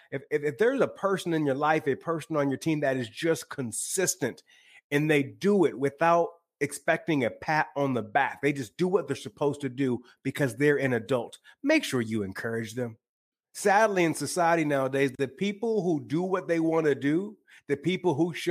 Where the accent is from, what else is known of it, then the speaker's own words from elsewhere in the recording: Michigan, United States; now in Los Angeles, United States; I live in Los Angeles now, but I'm originally from the Great Lakes state of Michigan.